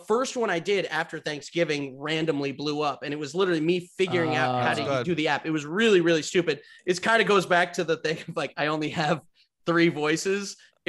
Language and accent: English; Westchester, New York, United States; I'm from Westchester.